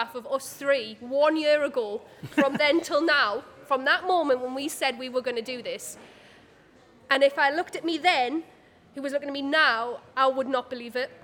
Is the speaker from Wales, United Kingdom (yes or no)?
no; South Shields, North East England, United Kingdom; I'm from South Shields